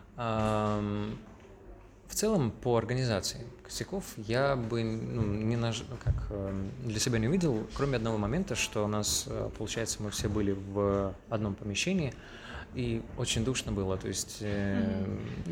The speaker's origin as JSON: {"language": "Russian", "town": "Surgut", "region": "Khanty-Mansi Autonomous Okrug", "country": "Russia", "said": "я из Сургута"}